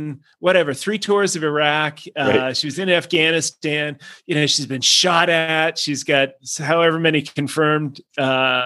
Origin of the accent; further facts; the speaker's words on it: Boston, Massachusetts, United States; an Irish Catholic kid who stayed in Boston in the same neighborhood where he was baptized and went to school